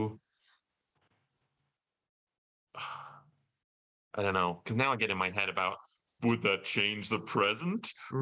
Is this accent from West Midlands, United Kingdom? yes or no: yes; Alton Towers area, West Midlands, United Kingdom; moved away as an adult; also born or lived in London; I went to Alton Towers in my hometown